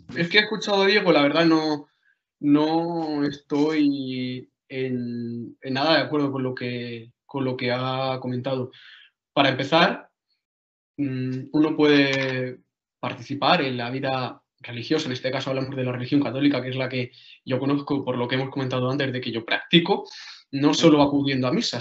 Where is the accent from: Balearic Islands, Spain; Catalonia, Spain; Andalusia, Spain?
Andalusia, Spain; Jaén; Yo soy de, de Ueda, de Jaén